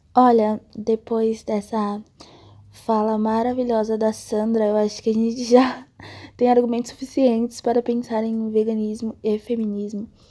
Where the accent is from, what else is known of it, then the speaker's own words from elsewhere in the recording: Salvador, Bahia, Brazil; now in São Paulo, Brazil; Nasci em Salvador, Bahia, mas moro em São Paulo há alguns anos.